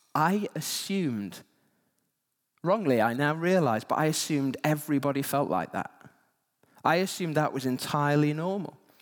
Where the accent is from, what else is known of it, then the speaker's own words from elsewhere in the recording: Yorkshire and the Humber, United Kingdom; I grew up in West Yorkshire